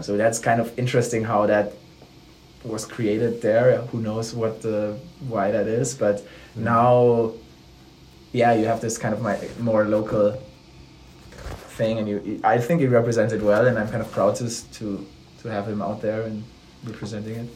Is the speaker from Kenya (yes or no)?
no; Ludwigsburg, Baden-Württemberg, Germany; I'm from Ludwigsburg, which is like a city in Baden-Württemberg